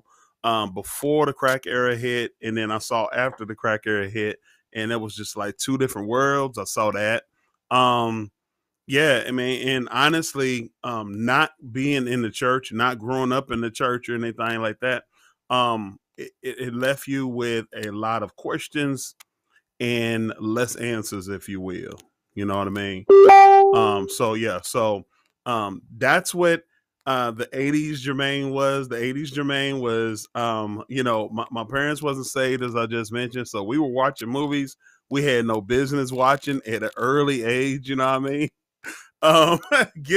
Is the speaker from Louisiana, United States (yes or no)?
no; Oklahoma, United States; moved away as an adult; also born or lived in Germany; born and raised Oklahoma